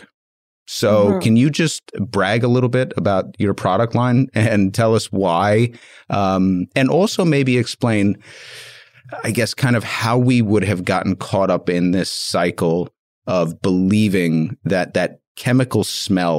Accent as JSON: {"language": "English", "region": "New York", "country": "United States", "said": "I'm not from a warm weather spot. I'm from New York"}